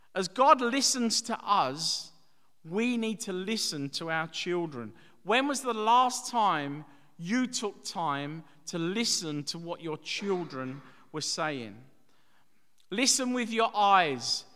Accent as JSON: {"language": "English", "town": "Dagenham", "region": "London", "country": "United Kingdom", "tie": "born or raised there", "said": "growing up in Dagenham in the East End"}